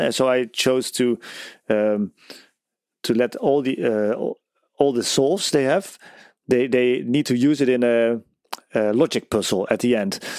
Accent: Netherlands; I'm from the Netherlands.

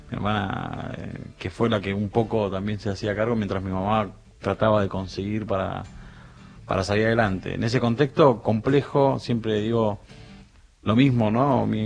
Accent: San Juan, Argentina; O sea, una familia en San Juan, somos todos sanjuaninos, y en la época de los 80, principios de los 80, mi padre vino a buscar a la gran ciudad ese sueño de trabajo, auto, casa, felicidad, ¿no?

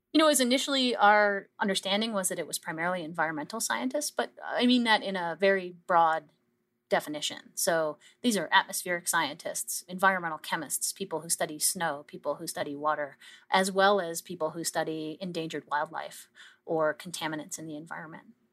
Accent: Canada; we as a Canadian scientific community

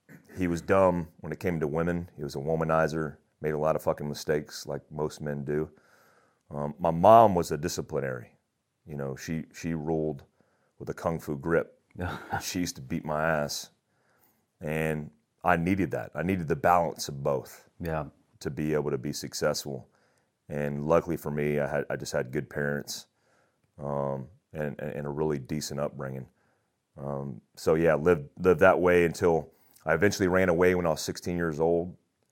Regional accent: Daytona Beach, Florida, United States; also born or lived in Germany; And, you know, I grew up in Daytona Beach, Florida for the most part.

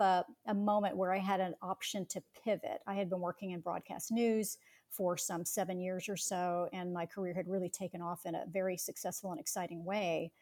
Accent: Atlanta, Georgia, United States; growing up in Atlanta, Georgia

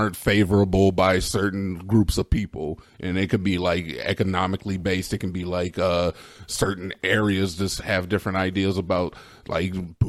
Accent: United States; I'm an American 100%

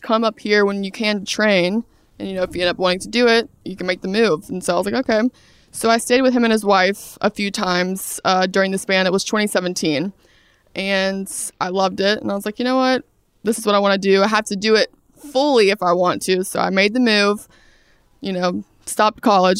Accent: Brunswick, Georgia, United States; moved away as an adult; also born or lived in Atlanta, Georgia; I'm from Brunswick, Georgia, South Georgia.

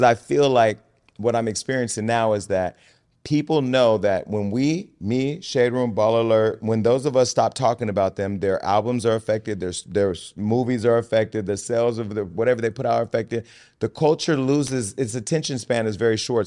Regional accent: Stockton, California, United States; now in Los Angeles, United States; I come from Stockton

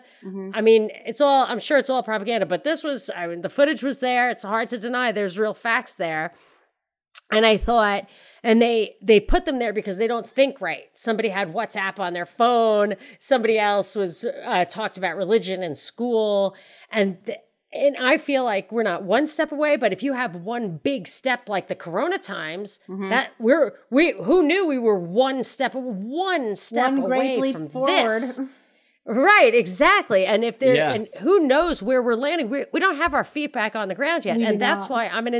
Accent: Ireland; And I mean, I'm Irish. I'm an Irish citizen.

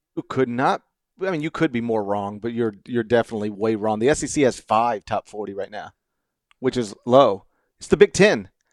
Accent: Memphis, Tennessee, United States; I grew up in Memphis

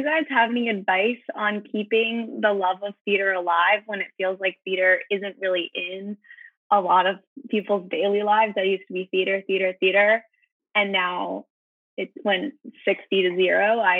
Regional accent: Yarmouth, Maine, United States; I'm from Yarmouth, Maine, outside of Portland.

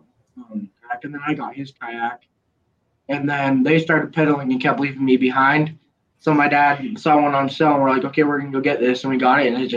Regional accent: Spanish Fork, Utah, United States; We're from Utah, Spanish Fork.

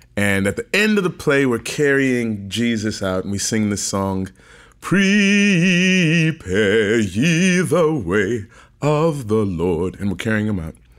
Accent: St. Louis, Missouri, United States; Born and raised in Saint Louis, Missouri

